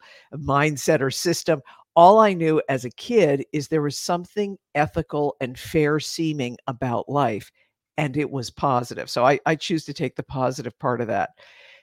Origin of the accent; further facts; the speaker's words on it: East Coast of the United States, United States; grew up on the East Coast of the United States